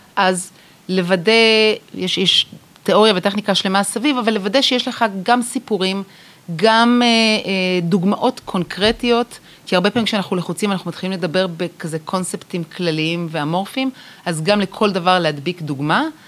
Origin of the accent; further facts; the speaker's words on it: Israel; אנחנו בתור ישראלים